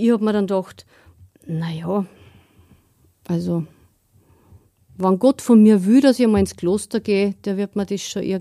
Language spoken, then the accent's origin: German; Steyr, Upper Austria, Austria; Ich bin verheiratet, bin Mutter von drei Kindern und ich bin da in Steyr aufgewachsen.